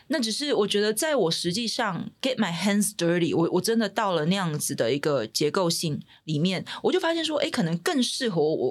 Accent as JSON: {"language": "Chinese", "country": "Taiwan", "tie": "born or raised there", "said": "我自己身为在台湾土生土长的嗯。孩子"}